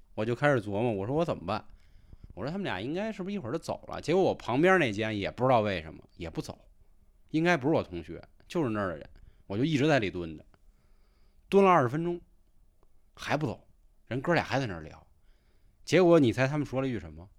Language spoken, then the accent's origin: Chinese; Beijing, China; accent: Beijing dialect; 换成我们北京话